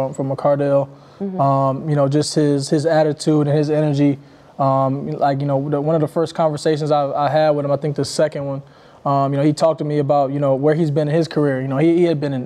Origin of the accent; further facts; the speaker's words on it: Michigan, United States; I'm from Michigan